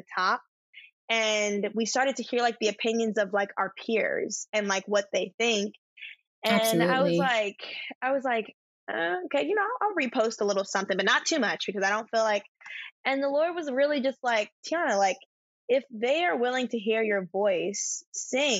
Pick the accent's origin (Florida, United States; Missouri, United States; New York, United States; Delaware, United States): Delaware, United States; I'm from Delaware, literally. Hashtag Joe Biden's home